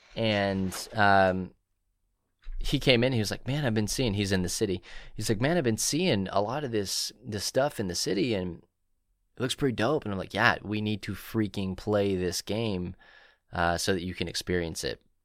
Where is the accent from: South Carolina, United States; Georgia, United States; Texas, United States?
Texas, United States; Marble Falls; here in my hometown, we have Marble Falls Opoly